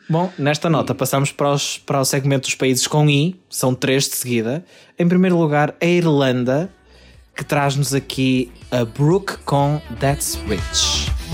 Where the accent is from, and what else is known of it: Portugal